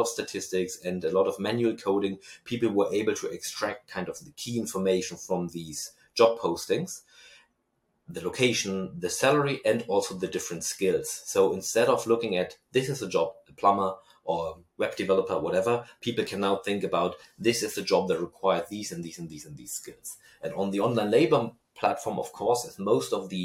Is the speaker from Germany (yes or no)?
yes; Germany; accent: German; my German accent